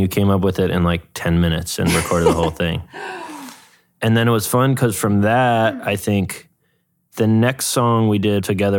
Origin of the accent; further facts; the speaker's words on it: New York, United States; I grew up in New York in the 90s